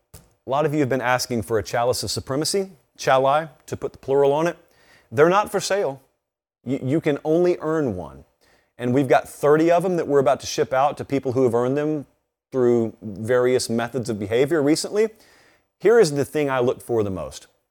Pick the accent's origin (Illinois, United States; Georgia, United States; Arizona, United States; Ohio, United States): Georgia, United States; I grew up in Georgia